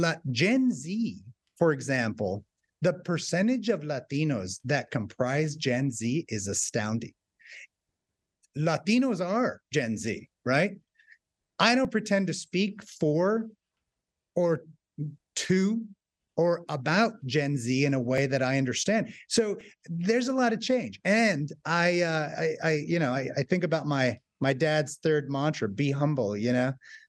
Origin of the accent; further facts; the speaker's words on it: Southwest, United States; growing up in the Southwest at a time where, you know, just being Hispanic or Mexican was not something that, you know, kind of put on your forehead.